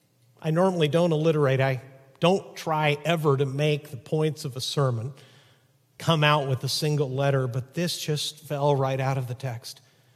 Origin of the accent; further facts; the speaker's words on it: Chihuahua, Mexico; when I was a little boy growing up in Chihuahua, Mexico, as the son of missionaries, sometimes my dad's visits would take him into a pretty rough side of the city.